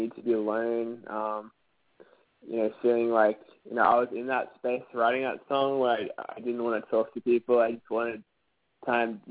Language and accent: English; Brisbane, Queensland, Australia; Brisbane Sleep Clinic, which would be my hometown